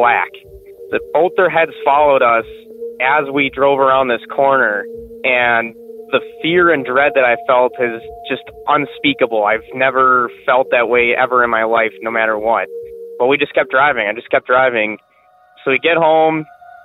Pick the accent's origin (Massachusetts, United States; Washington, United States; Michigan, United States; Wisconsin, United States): Wisconsin, United States; I'm from Wisconsin